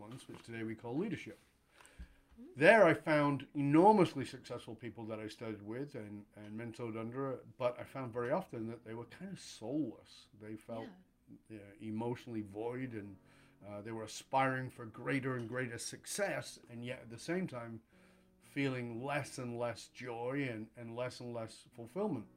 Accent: the north of England, United Kingdom; moved away as an adult; I was born in Northern England in abject poverty, around a lot of addiction and violence and all those kinds of things

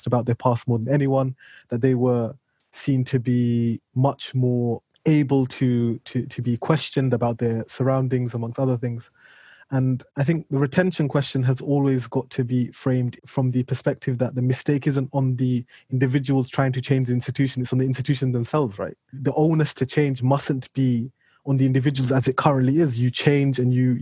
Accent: United Kingdom; I'm a British citizen. I was born, brought up here.

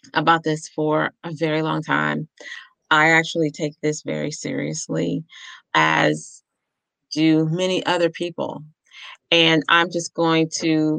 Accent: Ohio, United States; now in New York, United States; I'm from Ohio, so it's cold

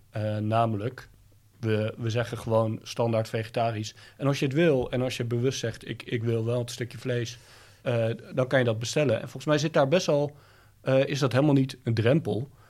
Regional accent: Thailand; born there; Nou, ik ben, ik ben in Thailand geboren.

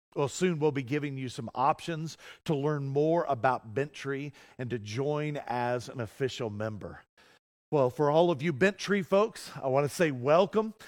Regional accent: Colorado, United States; I'm a Coloradoan.

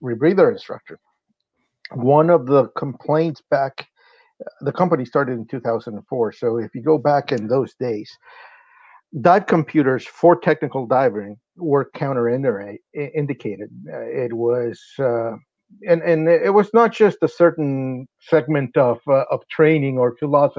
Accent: Honduras; moved away as an adult; now in Vancouver, Canada; I'm originally from Honduras, Central America. Came in to live in Canada in 2003

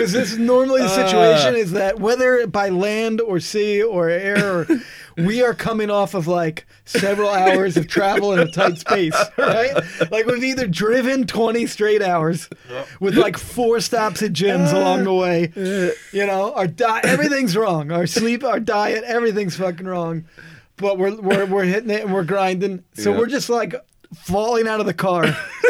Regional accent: New Jersey, United States; I know we're in, like, Missouri, but we're from New Jersey.

